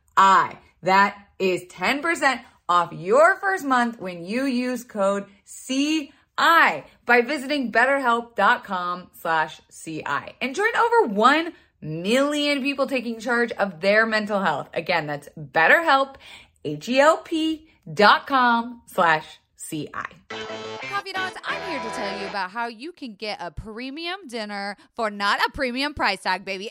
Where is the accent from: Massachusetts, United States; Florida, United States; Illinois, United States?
Florida, United States; I was raised in Florida